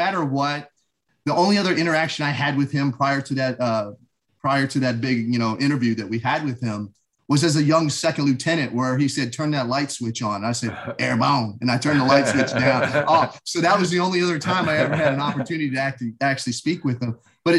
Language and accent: English; Shreveport, Louisiana, United States; born there; I was born in Shreveport, Louisiana, at Barksdale Air Force Base.